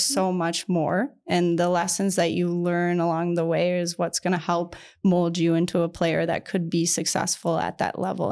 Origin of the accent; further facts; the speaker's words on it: Kingston, Ontario, Canada; now in Minnesota, United States; growing up in Kingston